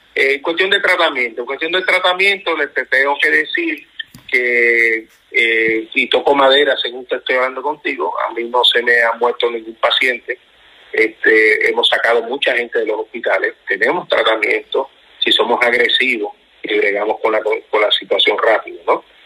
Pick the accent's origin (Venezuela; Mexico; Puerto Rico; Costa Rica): Puerto Rico; nos incluimos nosotros en Puerto Rico, que somos americanos